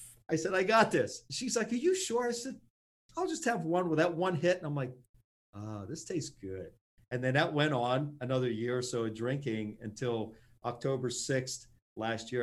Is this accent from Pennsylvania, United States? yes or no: yes; Pittsburgh, Pennsylvania, United States; Pittsburgh, my hometown, and right where I'm